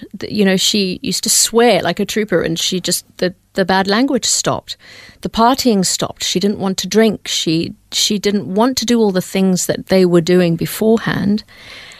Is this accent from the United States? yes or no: no; Zambia; born or raised there; also born or lived in India; now in Melbourne, Australia